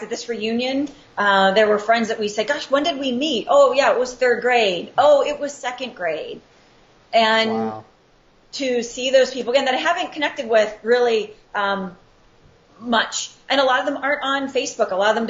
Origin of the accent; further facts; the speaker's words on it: Pittsburgh, Pennsylvania, United States; now in Scottsdale, United States; Well, I am born and raised in Pittsburgh, PA, but yins aren't going to hear a Pittsburgh accent out of me.